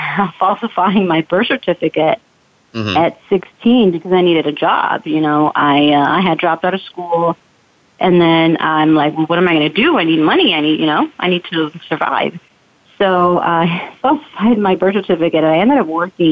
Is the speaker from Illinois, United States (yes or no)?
yes; Chicago, Illinois, United States; born and raised in Chicago, on the north side of Chicago